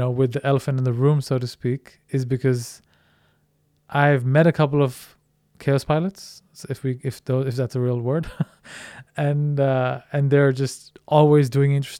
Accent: India; moved away as an adult; also born or lived in Netherlands; now in Denmark; I'm originally Indian, grew up in India, finished my high school there, and then came to the Netherlands

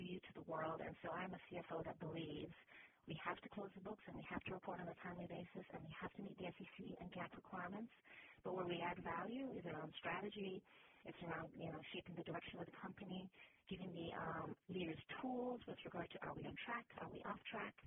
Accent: Jamaica; moved away; also born or lived in Canada / Miami; I'm originally from Jamaica, went to university in Canada

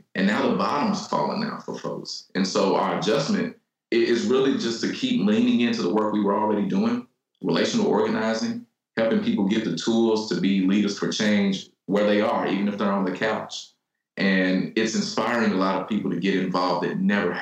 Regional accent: Louisville, Kentucky, United States; I grew up in what is the poorest zip code in Kentucky

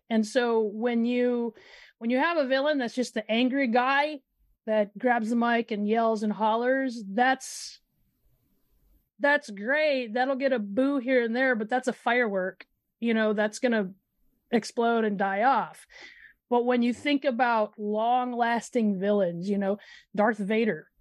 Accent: Midwest, United States; I'm from the Midwest

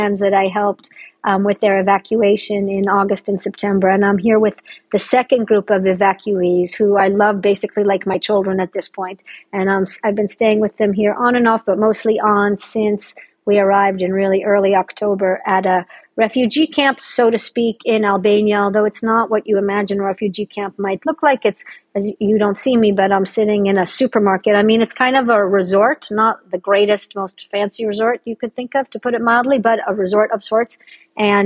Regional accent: Jerusalem, Jerusalem District, Israel; also born or lived in Boston, United States / United States / Britain / Africa; I was actually born in Boston, but I grew up in Jerusalem.

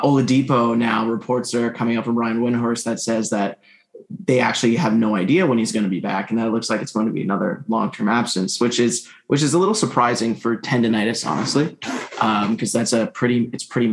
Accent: Montreal, Quebec, Canada; Ben Mathurin from my hometown

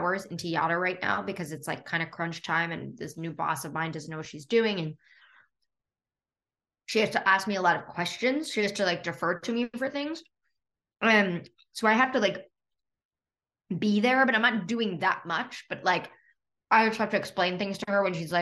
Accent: New York City, New York, United States; moved away as an adult; now in Los Angeles, United States; born and raised on the Upper West Side

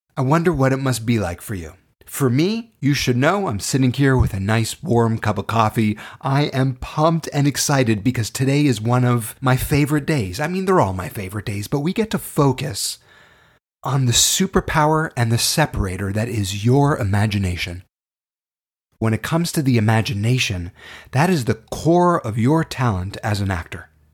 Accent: Toronto, Ontario, Canada; I was born and raised in Toronto, Canada.

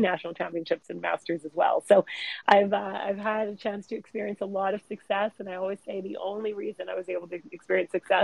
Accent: Vancouver, British Columbia, Canada; I grew up in Vancouver, British Columbia, Canada, well, in the suburbs of Vancouver

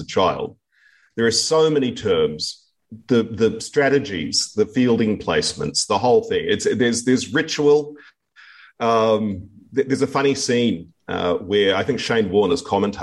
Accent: New Zealand; now in Sydney, Australia; I'm actually a sort of a semi-Australian because I'm a Kiwi. So you can call me a quasi Kiwi Aussie.

